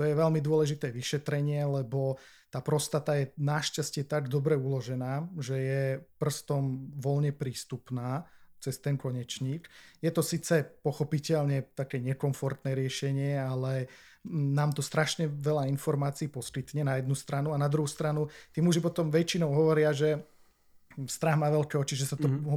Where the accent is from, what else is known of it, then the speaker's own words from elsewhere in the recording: Martin, Žilina Region, Slovakia; also born or lived in Olomouc, Czech Republic; som z Martina, uh-huh. tak e, nechcel som proste študovať e, doma v Martine.